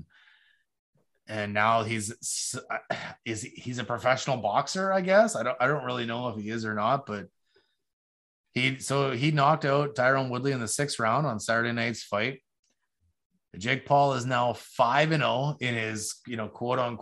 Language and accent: English; Canada; we as Canadian fans